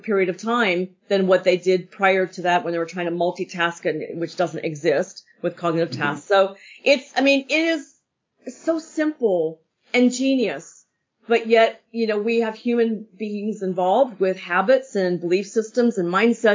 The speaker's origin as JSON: {"language": "English", "region": "Pennsylvania", "country": "United States", "tie": "born or raised there", "moved": "yes", "said": "I was raised in Pennsylvania."}